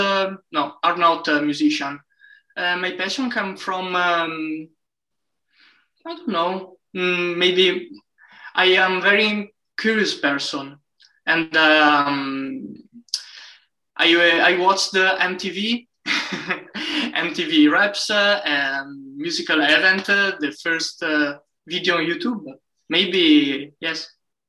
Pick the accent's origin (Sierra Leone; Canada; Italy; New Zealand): Italy; Brescia, Lombardy; English is a second language; my hometown Brescia, a city near Milan, northern Italy to be precise